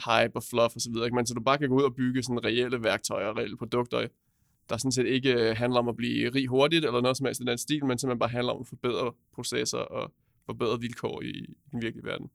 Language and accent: Danish; Roskilde, Zealand, Denmark; kommer jeg fra Roskilde